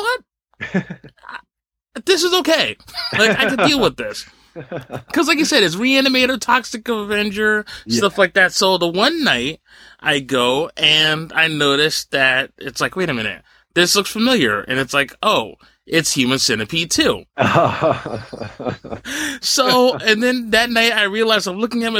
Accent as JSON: {"language": "English", "region": "New Jersey", "country": "United States", "tie": "born or raised there", "said": "I grew up in Jersey, and Clifton, New Jersey"}